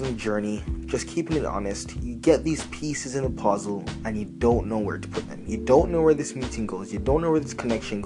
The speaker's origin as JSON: {"language": "English", "country": "Canada", "said": "I'm from Canada"}